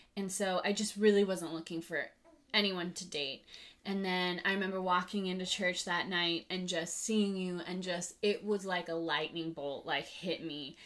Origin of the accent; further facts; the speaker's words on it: Lake Arrowhead, California, United States; also born or lived in Monterey; I grew up in Lake Arrowhead. I was born on the mountain and raised there